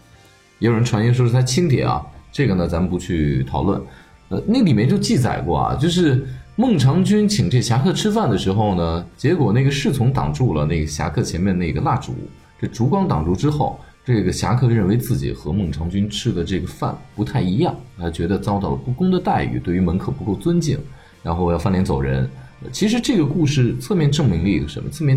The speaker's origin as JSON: {"language": "Chinese", "country": "China", "said": "我给他的回答是：其实我们中国人在中唐之前，我们采用都是分餐制。"}